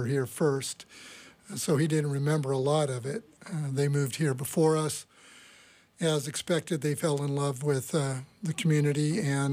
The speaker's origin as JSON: {"language": "English", "region": "California", "country": "United States", "tie": "born or raised there", "also_born_or_lived": "Juneau, Alaska / Ketchikan, Alaska / Angoon, Alaska / Gustavus, Alaska", "moved": "as an adult", "lives_now": "Sitka, United States", "said": "I grew up in California"}